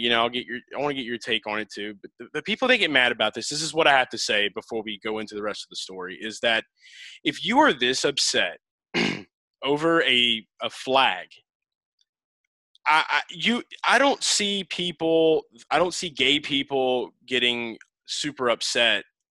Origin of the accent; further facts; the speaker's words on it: New Orleans, Louisiana, United States; I'm from New Orleans area